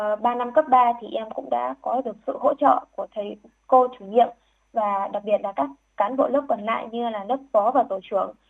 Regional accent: Vinh Bao, Hai Phong, Haiphong, Vietnam; em được uh, sinh ra trên mảnh đất khiếu học mang tên của danh nhân văn hóa trợ trình Nguyễn Bình Khiêm

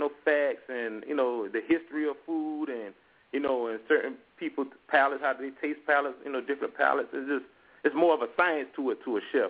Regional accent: Hilton Head Island, South Carolina, United States; now in Charlotte, United States; Born and raised in Hilton Head Island, South Carolina. Here now reside in Charlotte, North Carolina

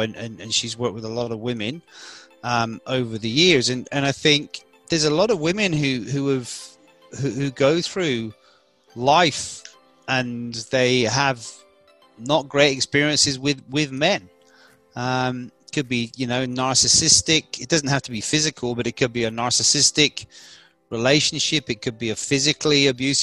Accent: England, United Kingdom; now in Australia; my home country of England

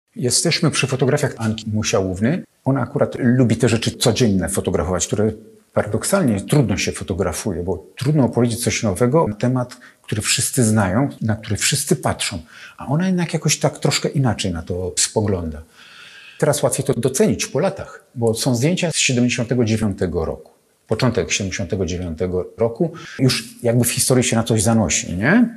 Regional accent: Sochaczew, Masovian Voivodeship, Poland; also born or lived in Warsaw; ja urodziłem się w Sochaczewie

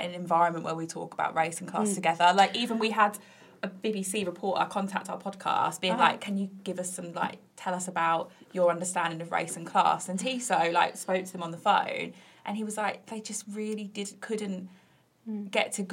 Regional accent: Bromsgrove, West Midlands, United Kingdom; I grew up in Bromsgrove

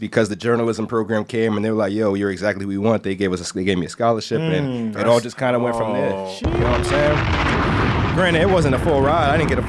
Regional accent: New York City, New York, United States; I'm not sure there's another place on the planet that I would have rather grown up than Brooklyn.

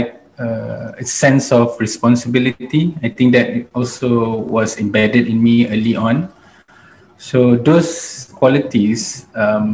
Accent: Malaysia; also born or lived in United States / United Kingdom; when I was 2 years old, I came back to Malaysia. And since then, I grew up here in Malaysia.

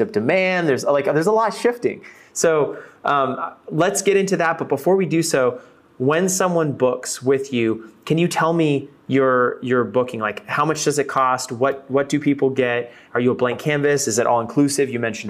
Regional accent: Fort Worth, Texas, United States; And actually, I'm originally from Texas.

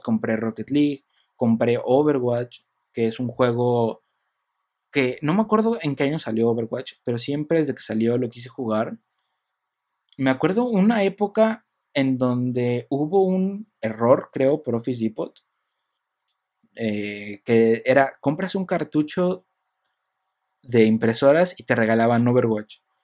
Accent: Michoacán, Mexico; yo soy de Michoacán

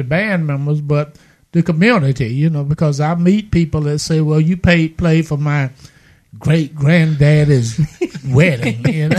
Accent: Winter Haven, Florida, United States; now in Mobile, United States; from Winter Haven, Florida, which is Central Florida, which is a great area to be from.

